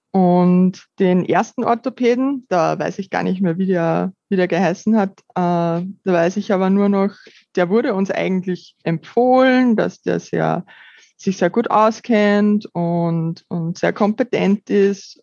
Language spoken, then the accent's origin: German; Upper Austria, Austria; ich bin 30 Jahre alt und komme aus Oberösterreich